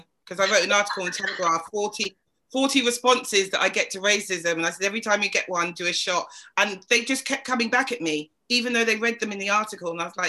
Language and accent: English; England, United Kingdom; I'm English.